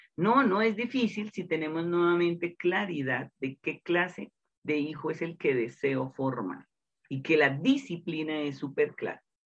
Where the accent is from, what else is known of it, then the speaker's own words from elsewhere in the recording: Colombia; en el interior de mi país, Colombia